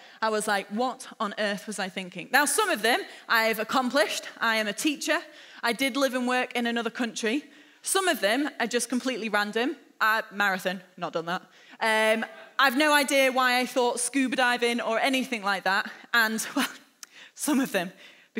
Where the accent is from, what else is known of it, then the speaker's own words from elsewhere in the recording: Lytham St Annes, North West England, United Kingdom; also born or lived in Hampshire; now in Liverpool, United Kingdom; I spent my childhood growing up in Lytham St Annes, which is just a small seaside town just an hour north of here